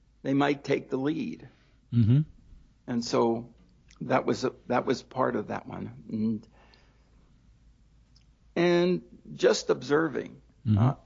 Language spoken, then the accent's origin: English; Baltimore, Maryland, United States; I grew up in Baltimore